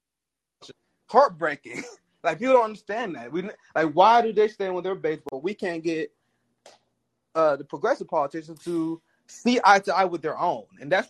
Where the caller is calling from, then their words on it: Kansas City, Missouri, United States; I live in KC, Missouri.